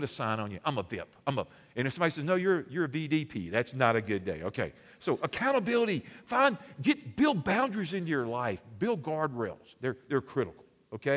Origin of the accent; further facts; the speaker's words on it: Alabama, United States; I'm from Alabama. It's cold.